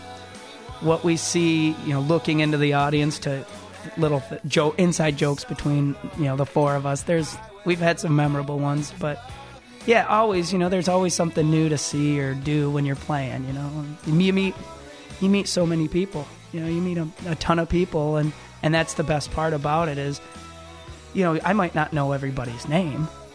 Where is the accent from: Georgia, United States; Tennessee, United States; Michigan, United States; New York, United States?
Michigan, United States; Muskegon; I'm born and raised in Muskegon. I've, you know, been here my whole life.